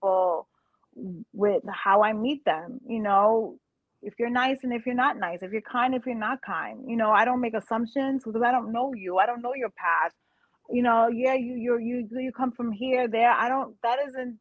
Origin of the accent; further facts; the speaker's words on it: New York City, New York, United States; I'm from Brooklyn.